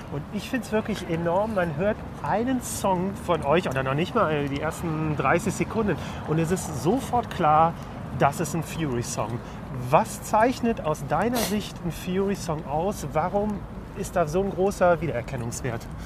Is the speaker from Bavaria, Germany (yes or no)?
no; Cologne, North Rhine-Westphalia, Germany; gebürtiger Kölner, der ich bin